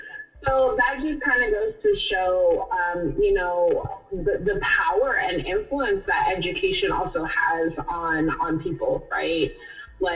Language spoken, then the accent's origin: English; California, United States; I grew up in California